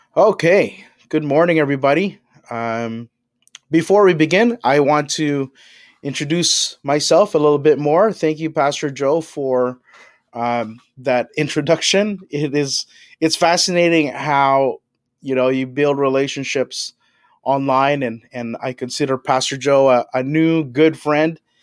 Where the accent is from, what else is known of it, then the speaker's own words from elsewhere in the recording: Philippines; now in Toronto, Canada; I'm an immigrant from the Philippines